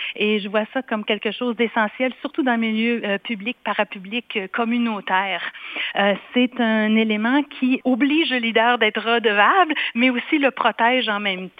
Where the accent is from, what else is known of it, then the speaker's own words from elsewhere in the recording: Quebec, Canada; now in Manitoba, Canada; j'ai quitté le Québec d'où je suis originaire pour le Manitoba